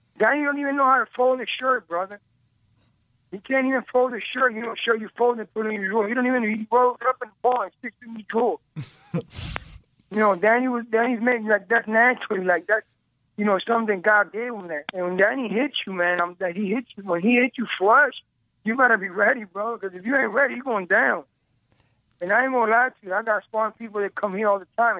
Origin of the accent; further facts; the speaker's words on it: United States; I'm an American. That's what I do. I live in America.